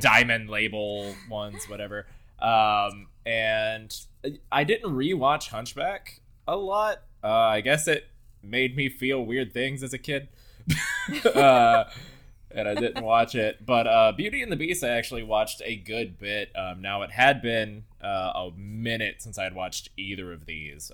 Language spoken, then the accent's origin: English; Southport, Florida, United States; I grew up in Southport, Florida.